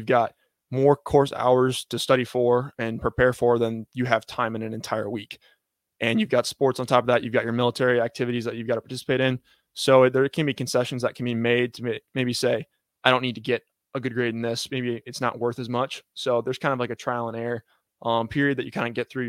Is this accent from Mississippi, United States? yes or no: no; Annapolis, Maryland, United States; I was born in Annapolis